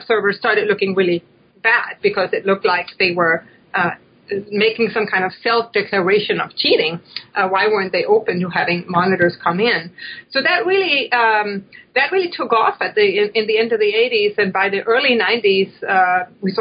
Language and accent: English; Denmark; now in United States; I'm from Denmark